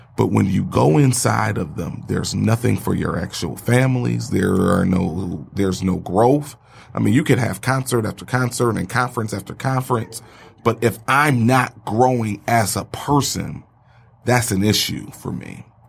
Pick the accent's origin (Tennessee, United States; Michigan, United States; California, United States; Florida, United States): Michigan, United States; Detroit; I'm from Detroit